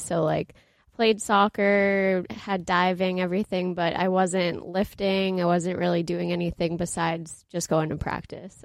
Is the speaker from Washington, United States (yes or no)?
no; Boston, Massachusetts, United States; also born or lived in New Hampshire; I ended up at University of New Hampshire, so I'm from Boston up north